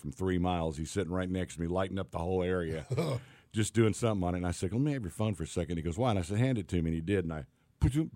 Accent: Tennessee, United States; I got a buddy, Mike Vance, I grew up with in Tennessee

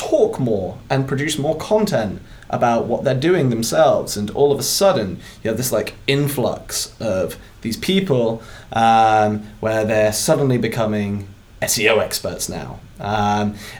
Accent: United Kingdom; accent: British; It's my British accent.

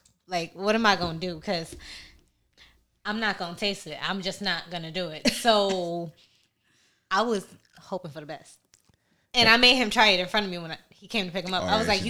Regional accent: Brooklyn, New York, United States; Born and raised in Brooklyn.

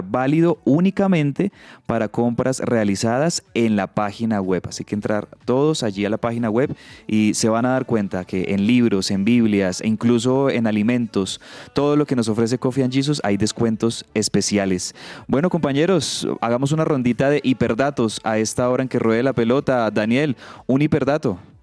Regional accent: Colombia; como colombiano

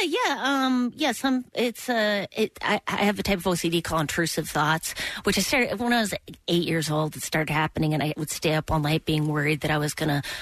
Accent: Midwest, United States; I'm from the Midwest

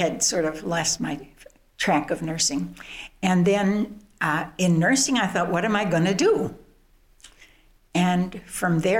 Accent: Midwest, United States; also born or lived in Chicago, Illinois / Wheaton, Illinois; I was born in Chicago, grew up in the Midwest, and essentially lived in Wheaton my high school college years

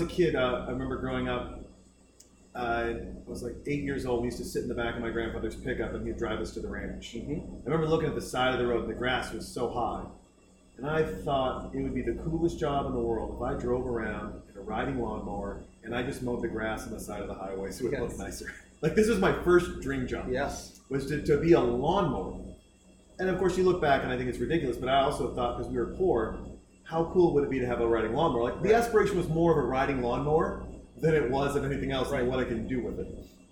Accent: Baker City, Oregon, United States; also born or lived in Boise, Idaho; now in Austin, United States; grew up in Oregon

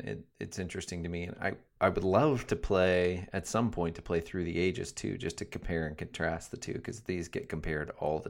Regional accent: Iowa, United States; So growing up in Iowa, like the Iowa history is kind of fun too, to know all that stuff.

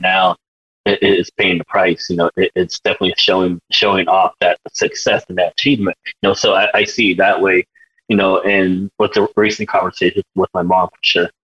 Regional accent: United States; born or raised there

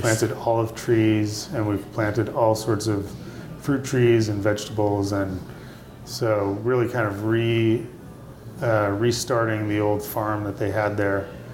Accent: Elkhart, Indiana, United States; also born or lived in San Diego, California; I grew up in Elkhart, Indiana

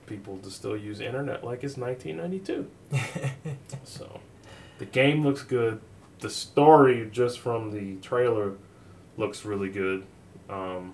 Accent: United States; as an American, I go to work like the rest of most Americans

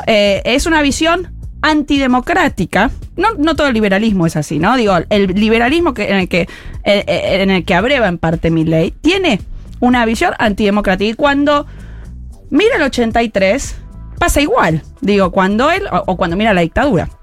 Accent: Rosario, Santa Fe, Argentina; moved away; yo fui al Normal 2 en Rosario, soy rosarina

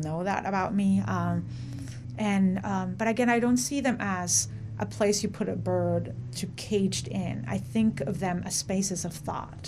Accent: Mexico; now in United States; I am from Mexico

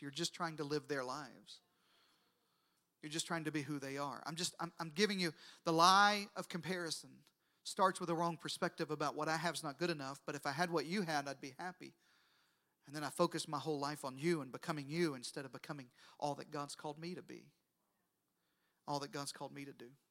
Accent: Deep South, United States; I grew up in the deep south. I know it's hard to tell by my accent, but I grew up in the deep south

